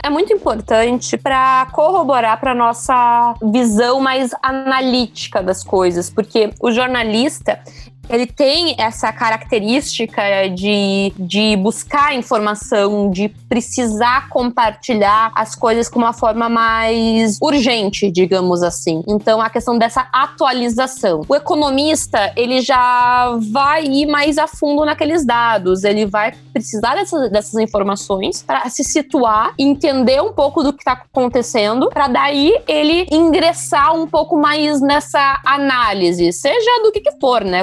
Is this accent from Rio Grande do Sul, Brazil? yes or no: yes; Rio Grande do Sul, Brazil; da minha cidade natal, do meu estado, que é o Rio Grande do Sul